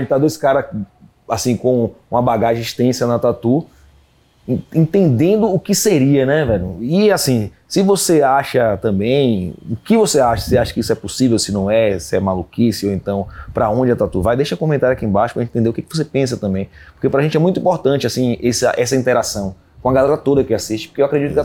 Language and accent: Portuguese; Brazil; moved away; also born or lived in England; eu sou brasileiro